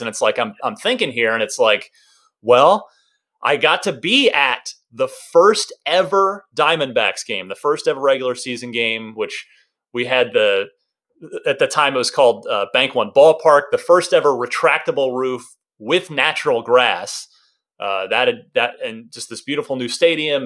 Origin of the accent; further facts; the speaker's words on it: Arizona, United States; also born or lived in New Jersey; I'm originally from New Jersey, uh, grew up a Mets fan, like I said, but really kind of, we moved to Arizona